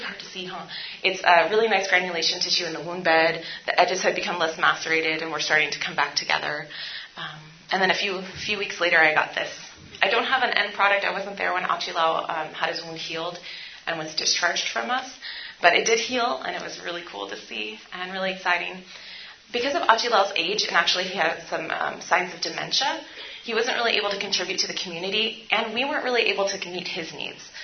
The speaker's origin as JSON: {"language": "English", "town": "San Francisco", "region": "California", "country": "United States", "also_born_or_lived": "India", "said": "I'm from San Francisco, and we have a really large homeless population."}